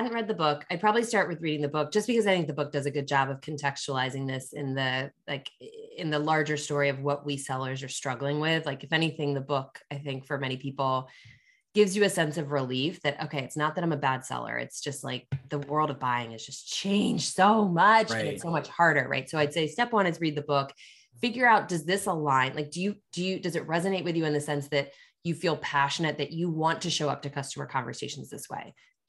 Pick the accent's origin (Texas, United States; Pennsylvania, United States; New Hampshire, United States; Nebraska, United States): Pennsylvania, United States; also born or lived in Washington, D.C.; now in Chicago, United States; I'm a transplant. I grew up in Pennsylvania after I moved to DC for the CEB job.